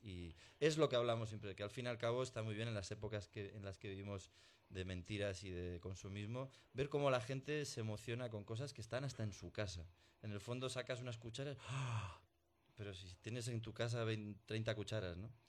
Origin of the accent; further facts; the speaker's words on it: Burgos, Castile and León, Spain; Dos mendas de Burgos